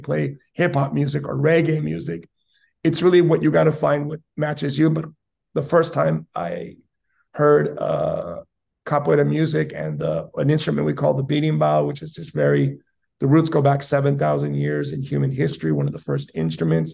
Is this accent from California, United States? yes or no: yes; San Diego, California, United States; moved away as an adult; now in Japan; as a child, also, I grew up in South San Diego